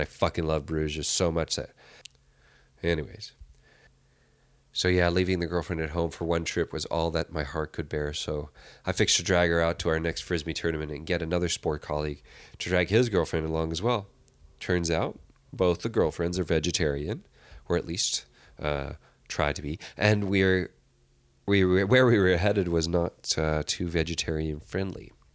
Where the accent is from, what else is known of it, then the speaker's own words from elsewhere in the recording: Canada; now in London, United Kingdom; I'm Canadian